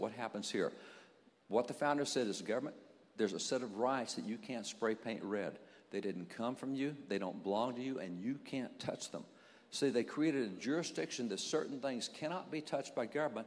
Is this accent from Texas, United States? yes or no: yes; Texas, United States; I'm a cowboy from Texas